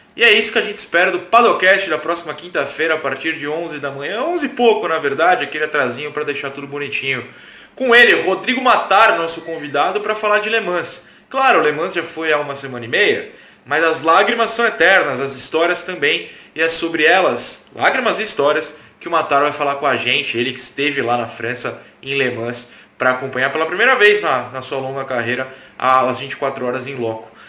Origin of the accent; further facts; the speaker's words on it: Baixada Santista, São Paulo, Brazil; lá da Baixada Santista, minha terra